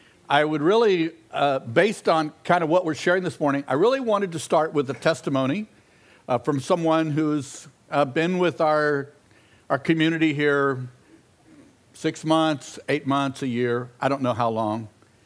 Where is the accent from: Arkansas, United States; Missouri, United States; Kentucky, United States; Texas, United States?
Texas, United States; Many of us have accents even when we're from South Texas.